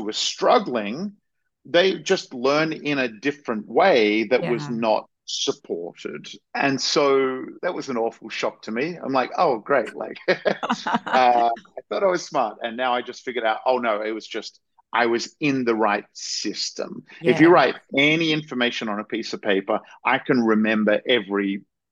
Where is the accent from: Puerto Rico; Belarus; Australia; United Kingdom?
Australia; I grew up in Australia, and I had, what was considered at the time sort of a normal, idyllic sort of Australian upbringing.